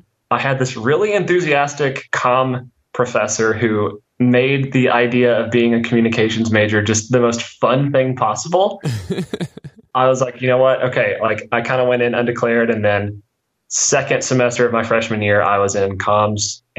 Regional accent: Pocahontas, Arkansas, United States; So I grew up in Northeast Arkansas, specifically a town called Cocahontas, which is like 6,000 people. And while I was there, I mostly was, I was homeschooled.

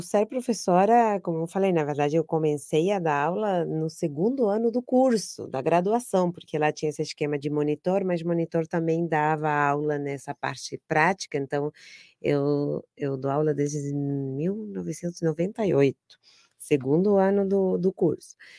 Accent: Argentina; Portuguese is a second language; moved away as an adult; now in Brazil; eu sou argentina

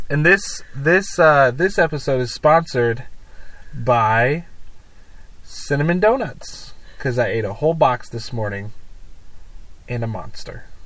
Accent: Grand Ledge, Michigan, United States; also born or lived in Lansing; I was born in Lansing, Michigan, and I grew up in Grand Ledge, Michigan, where um, I was a pastor's kid at what was originally First United Pentecostal Church

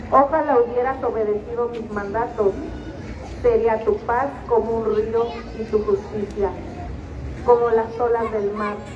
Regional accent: Mexico; esta solemnidad que celebramos no solo como mexicanos, sino como católicos

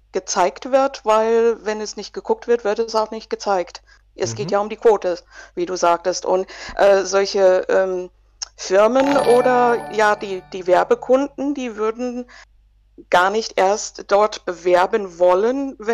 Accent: United States; 46 Jahre, ähm, war schon einige Male hier, von daher kennen mich viele. Ich habe meine Kindheit in den USA verbracht.

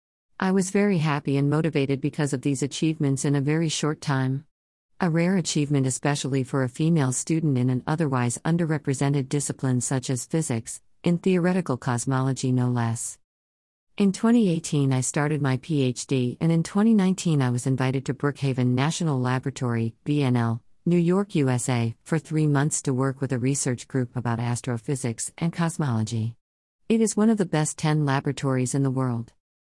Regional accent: Cairo, Cairo Governorate, Egypt; I was born and raised in Cairo, Egypt, with my two young sisters.

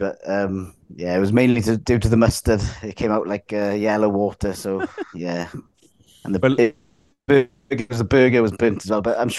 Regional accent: Wales, United Kingdom; I'm pretty sure I'm all Welsh here.

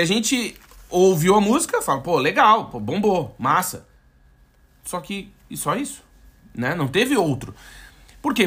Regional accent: Brazil; moved away as an adult; now in Portugal; eu tinha, tinha um passaporte brasileiro

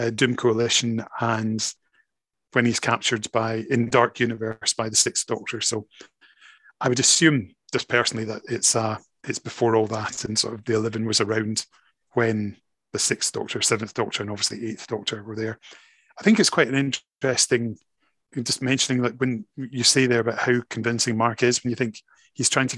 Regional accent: Scotland, United Kingdom; Absolutely, I define as Scottish, but I am British

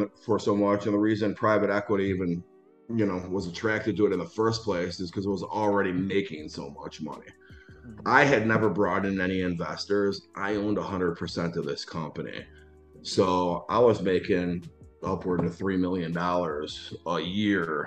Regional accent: Schaumburg, Illinois, United States; also born or lived in Los Angeles; I grew up in Schaumburg, Illinois, very middle class

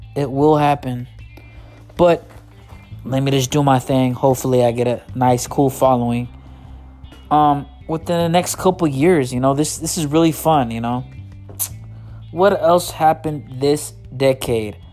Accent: United States; I'm not from Mexico. My grandparents aren't from Mexico. My great great grandparents aren't not from Mexico we're born here

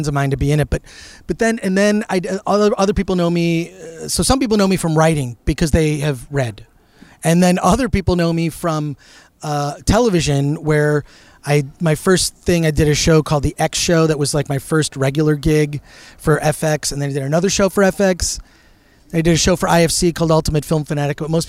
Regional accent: Royal Oak, Michigan, United States; I grew up right outside of Detroit

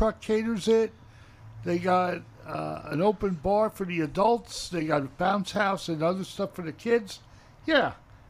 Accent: New York City, New York, United States; also born or lived in New Jersey; My Brooklyn sense of humor.

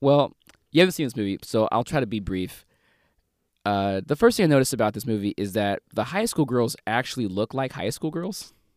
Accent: St. Louis, Missouri, United States; my hometown, Saint Louis

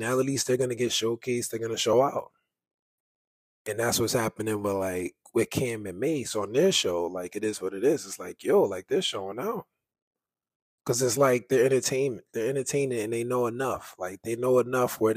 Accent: New York City, New York, United States; I'm from New York, I grew up in Harlem, like, I'm from the Bronx, Fordham Road

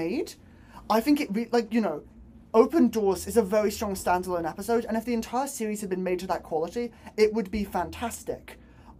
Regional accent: Bristol, South West England, United Kingdom; I'm from Bristol

